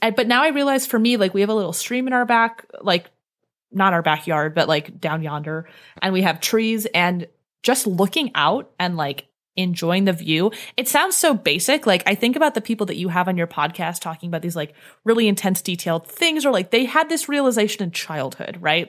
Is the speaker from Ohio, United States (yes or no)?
yes; Cleveland, Ohio, United States; moved away as an adult; I grew up in the Northeast. I grew up in Cleveland